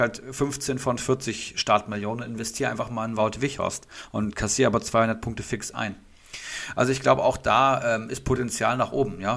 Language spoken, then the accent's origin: German; Hattenbach, Hesse, Germany; aus Hattenbach, also aus unserer Heimat, beziehungsweise meiner Heimat